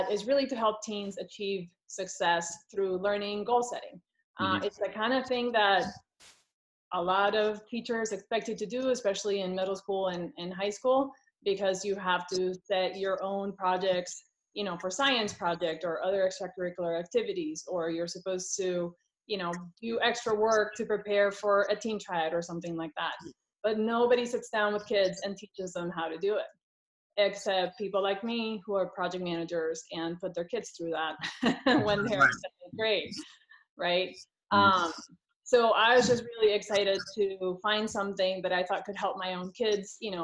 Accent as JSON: {"language": "English", "country": "Puerto Rico", "moved": "yes", "lives_now": "California, United States", "said": "I am from Puerto Rico originally, and right now I live in California."}